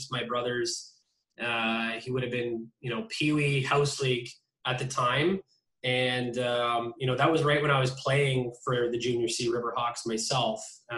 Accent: Niagara Falls, Ontario, Canada; also born or lived in Sudbury, Ontario; Yeah, I'm from Niagara Falls, Ontario. We moved there when I was about 5 or 6 years old anyways. We did live in Sudbury

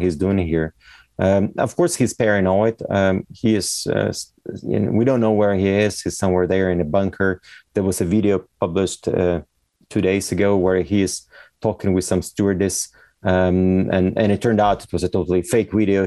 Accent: Ukraine; where I'm staying right now is my hometown where I grew up, staying at my parents' house.

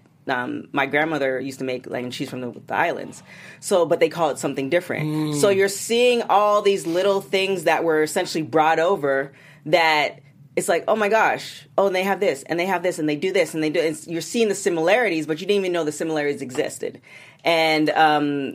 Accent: Canada; I'm Canadian

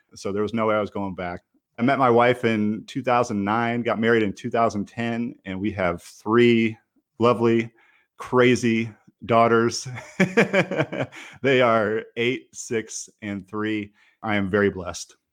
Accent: Michigan, United States; moved away as an adult; now in Raleigh, United States; I grew up in Michigan

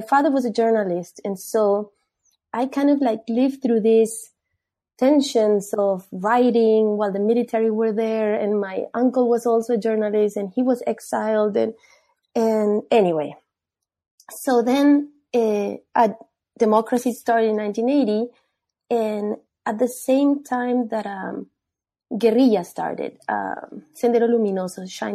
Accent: Peru; moved away; I'm from Peru. I was born there.

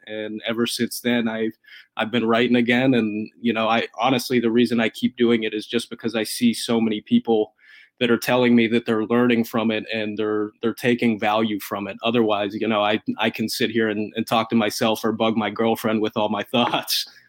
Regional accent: Columbus, Ohio, United States; I grew up in Columbus and, and obviously still live here now

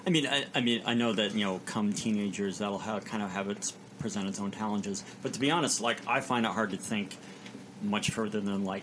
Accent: Indiana, United States; also born or lived in Chicago; I was born in Chicago. My family was living there. My dad was in school at the time at the Moody Bible Institute. And then I grew up kind of peripatetically, you know, around Indiana.

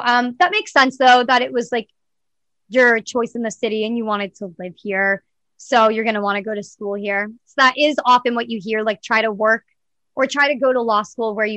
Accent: Southern New Hampshire, United States; moved away as an adult; now in New York, United States; I'm from the Boston area. I'm from Southern New Hampshire. So I'm like 40 minutes outside of Boston.

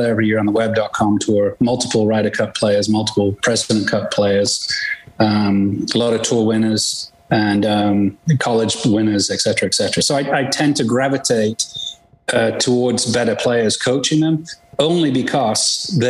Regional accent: England, United Kingdom; moved away as an adult; I was born in England and played golf over there professionally. Came here 30-some years ago

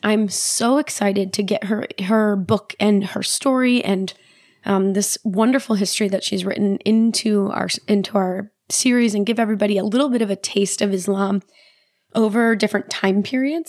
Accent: United States; as an American, as a Western person

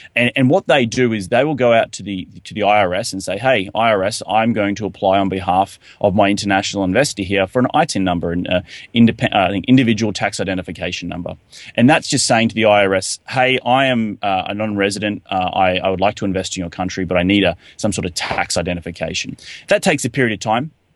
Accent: Australia; moved away as an adult; Being an Australian myself, coming to the United States

